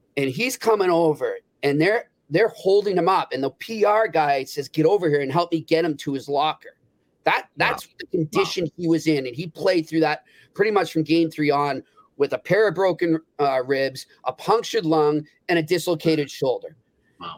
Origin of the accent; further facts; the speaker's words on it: New England, United States; growing up in New England